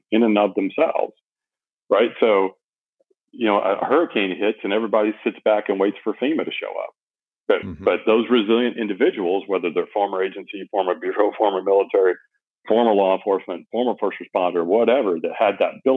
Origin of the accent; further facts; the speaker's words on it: United States; I am American patriot to the core